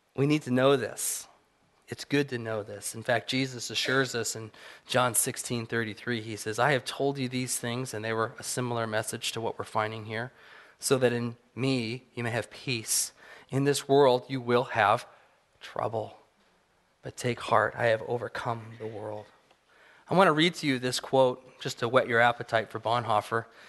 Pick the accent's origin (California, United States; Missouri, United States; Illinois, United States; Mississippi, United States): California, United States; Apple Valley; I grew up in Southern California in the high desert, Apple Valley